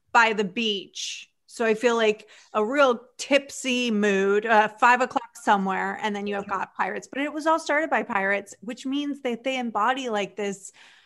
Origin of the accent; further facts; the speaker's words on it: Tampa, Florida, United States; I grew up in Tampa